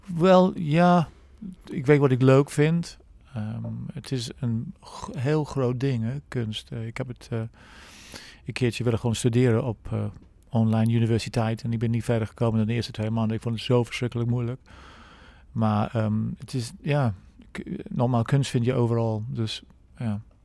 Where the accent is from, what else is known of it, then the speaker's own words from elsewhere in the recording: England, United Kingdom; Dutch is a second language; moved away as an adult; now in Netherlands; ik ben 57, eh, ik kom uit Engeland. Ik woon al middels al 29 jaar in Nederland.